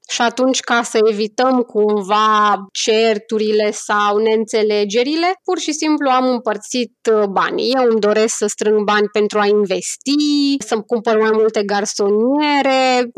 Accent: Romania; moved away; noi ca români datorită experiențelor și datorită lucrurilor pe care le-am trăit

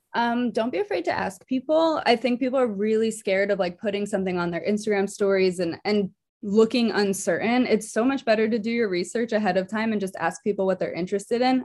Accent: New Jersey, United States; now in Philadelphia, United States; I am originally from New Jersey, living in Philadelphia right now

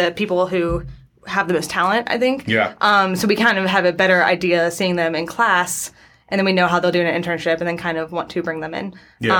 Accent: Atlanta, Georgia, United States; I grew up in Atlanta.

